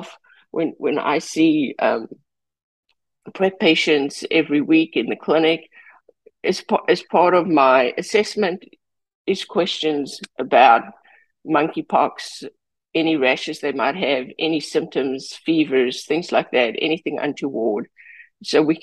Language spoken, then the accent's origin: English; California, United States; I am a Californian